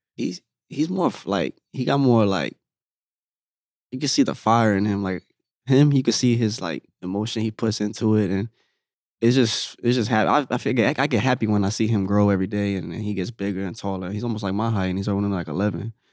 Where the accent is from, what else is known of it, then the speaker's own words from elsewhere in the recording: Orlando, Florida, United States; here in my hometown, actually, in Orlando